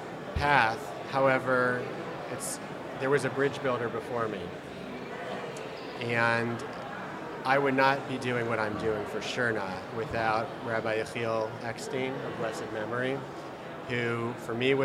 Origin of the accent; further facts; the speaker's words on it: Columbus, Ohio, United States; I grew up in Columbus, Ohio